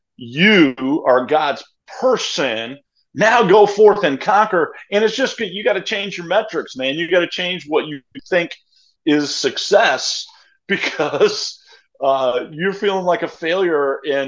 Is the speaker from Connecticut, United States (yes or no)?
no; New York, United States; moved away as an adult; also born or lived in Springfield, Missouri; I'm from New York where there's no churches that are like over 500. It's like they just don't exist in the Northeast.